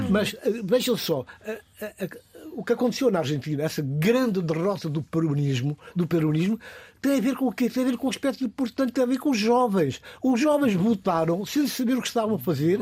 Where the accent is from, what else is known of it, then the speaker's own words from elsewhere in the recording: Guinea-Bissau; na minha terra, na Guiné-Bissau